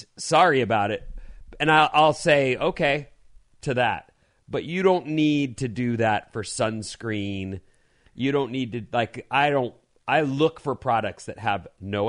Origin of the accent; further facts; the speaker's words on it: California, United States; We grew up in Orange County